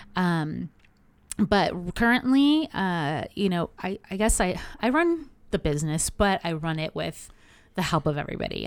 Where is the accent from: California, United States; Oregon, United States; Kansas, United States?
California, United States; Anaheim; born and raised in Anaheim